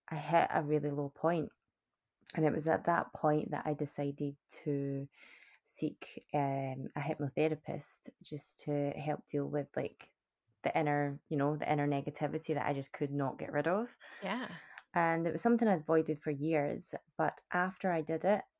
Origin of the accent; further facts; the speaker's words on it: Scotland, United Kingdom; moved away as an adult; also born or lived in Canada; born and bred in Scotland, bonnie Scotland